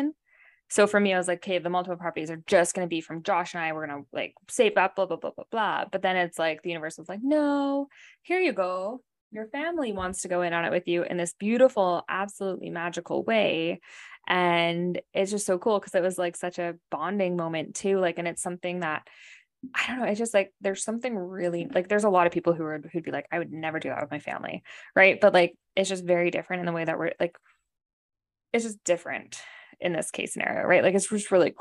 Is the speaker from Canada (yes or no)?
yes; Canada; moved away as an adult; now in United States; we're from Canada